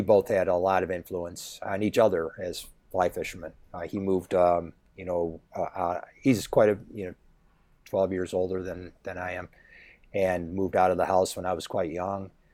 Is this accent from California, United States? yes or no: no; Grand Island, New York, United States; I grew up in Grand Island, which is, uh, island on the Upper Niagara River